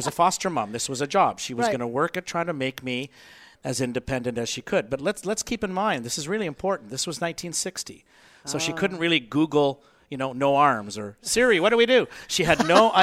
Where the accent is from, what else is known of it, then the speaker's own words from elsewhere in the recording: Canada; I'm Canadian